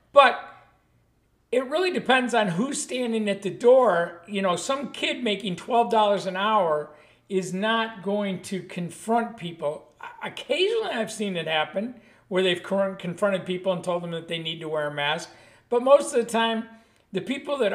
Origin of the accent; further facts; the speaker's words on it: Buffalo, New York, United States; I grew up in Buffalo, New York